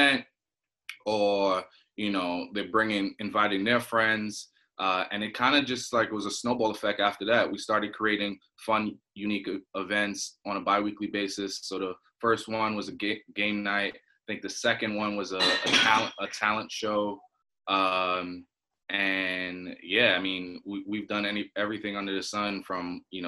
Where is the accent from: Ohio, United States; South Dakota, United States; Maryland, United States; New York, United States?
New York, United States; New York City; also born or lived in Trinidad and Tobago; I'm from Brooklyn, New York. By way of Trinidad and Tobago. So I actually lived in Trinidad and Tobago for 10 years. I was born here in Brooklyn